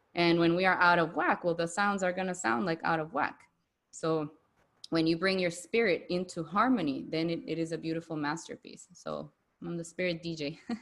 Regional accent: Bolivia; accent: Latina; first language Spanish; English is a second language; moved away as an adult; now in Kuala Lumpur, Malaysia; I was born and raised in Bolivia my whole life until I was 27. Like Spanish is my first language.

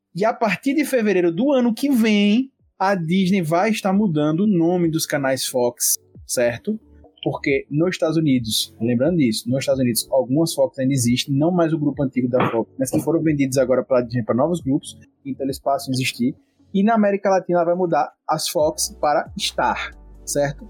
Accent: Brazil; sou brasileiro

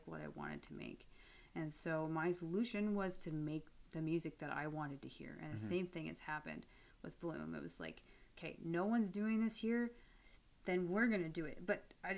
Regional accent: New Brunswick, Canada; a lifelong New Brunswicker

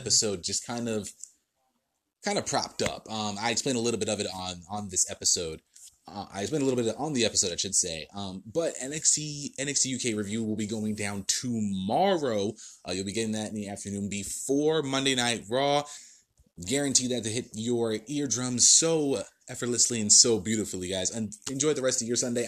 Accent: New Jersey, United States; my home state of New Jersey

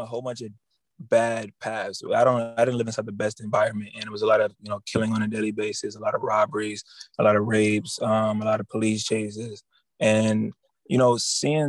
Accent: Cleveland, Ohio, United States; Originally, I'm from Cleveland, Ohio

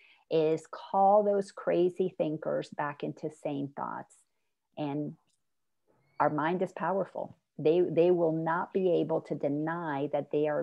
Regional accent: Dominican Republic; first language Spanish; English is a second language; I'm from the Dominican Republic, so I'm Latin. And so my first language is Spanish

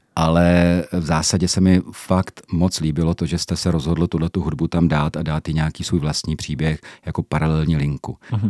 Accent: Czechia

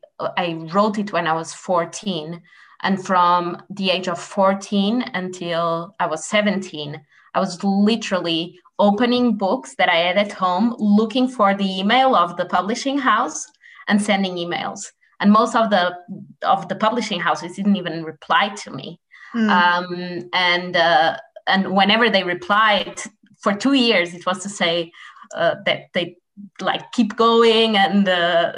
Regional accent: Portugal; I'm publishing in Portuguese because I'm from Portugal

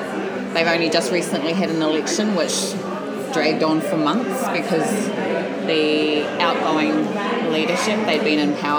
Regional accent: New Zealand; first language Samoan; English is a second language; now in Australia; So, I was born and raised in New Zealand, but my family are actually from Samoa.

